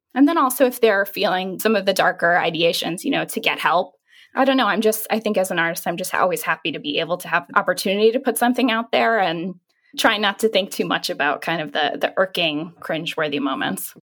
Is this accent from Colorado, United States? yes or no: no; New York City, New York, United States; I'm a New Yorker.